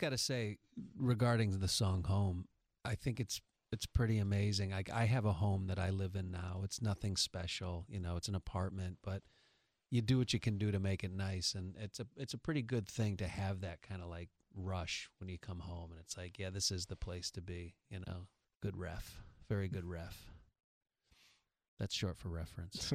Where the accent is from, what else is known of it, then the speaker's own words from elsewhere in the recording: New York, United States; now in Los Angeles, United States; I'm from New York